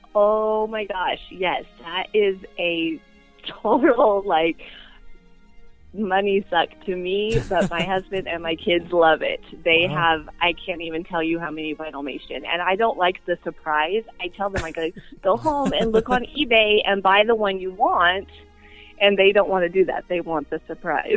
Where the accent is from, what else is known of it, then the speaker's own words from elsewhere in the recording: Inland Empire, Southern California, United States; moved away as an adult; now in Arizona, United States; I grew up in Southern California, but I didn't grow up anywhere awesome. I grew up in the Inland Empire